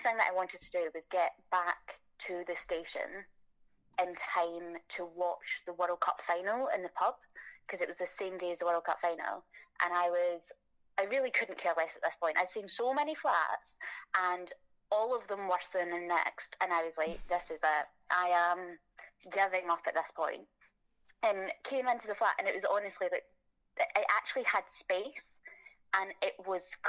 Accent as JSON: {"language": "English", "region": "Scotland", "country": "United Kingdom", "moved": "as an adult", "lives_now": "London, United Kingdom", "said": "probably guessed by now that I'm Scottish, so that's where I'm from"}